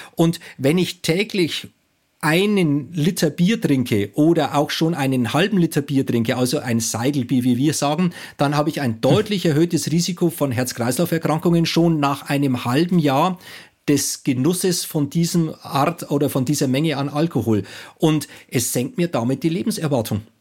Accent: Bayreuth, Bavaria, Germany; Also ich komme aus Bayern

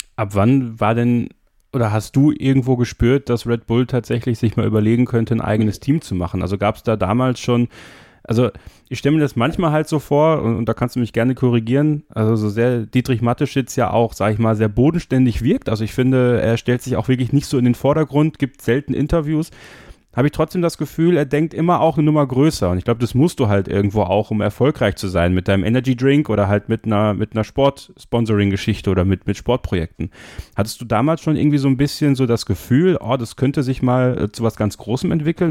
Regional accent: Germany; Bei uns in Deutschland

